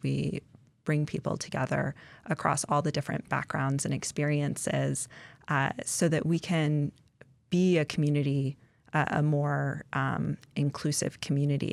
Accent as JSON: {"language": "English", "town": "Indianapolis", "region": "Indiana", "country": "United States", "tie": "born or raised there", "moved": "yes", "lives_now": "Alaska, United States", "said": "I grew up in Indianapolis"}